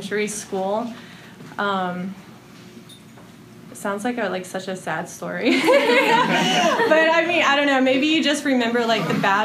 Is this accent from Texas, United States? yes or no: yes; Houston, Texas, United States; now in Austin, United States; I was born in Houston, Texas